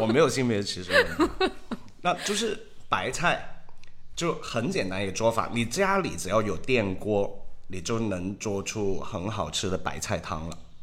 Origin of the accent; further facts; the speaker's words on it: Hong Kong; now in Shanghai, China; 我是香港人